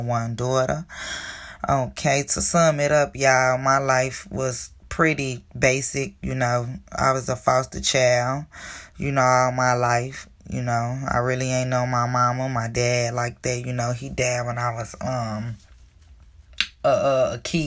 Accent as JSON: {"language": "English", "town": "Chicago", "region": "Illinois", "country": "United States", "tie": "born or raised there", "said": "I was born in Chicago, Illinois, born and raised all my life in this terrible, terrible city of mine"}